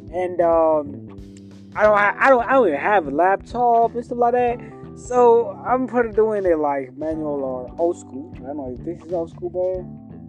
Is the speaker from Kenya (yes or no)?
yes; Kenya; I'm from Africa. Kenya's in Africa. Kenya's in East Africa